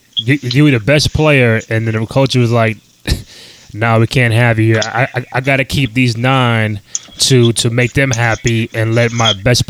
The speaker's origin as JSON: {"language": "English", "town": "New York City", "region": "New York", "country": "United States", "tie": "born or raised there", "said": "I am from New York and native New Yorker"}